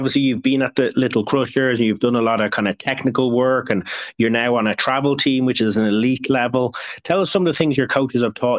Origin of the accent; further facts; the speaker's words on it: Ireland; that's because I'm Irish.